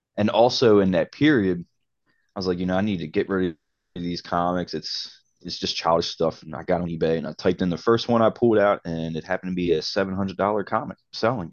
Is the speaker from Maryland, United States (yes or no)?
yes; Baltimore, Maryland, United States; also born or lived in Cape Coral, Florida; I'm, I'm from Baltimore